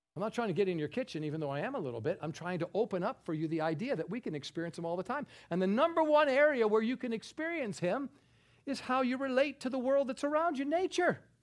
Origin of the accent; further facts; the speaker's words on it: New York, United States; I'm a New Yorker